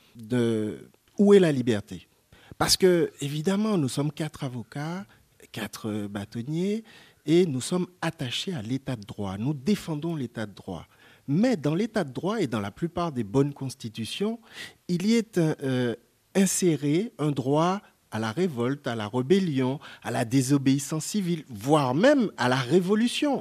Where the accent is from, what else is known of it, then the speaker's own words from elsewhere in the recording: France; also born or lived in Martinique; en tant que Français